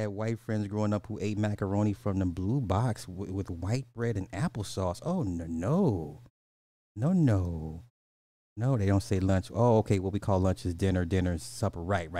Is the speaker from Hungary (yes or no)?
no; Canada; I'm French Canadian. We say supper, it's the meal after dinner.